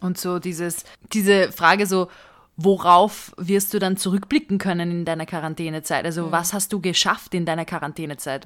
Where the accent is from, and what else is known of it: Hungary; now in Vienna, Austria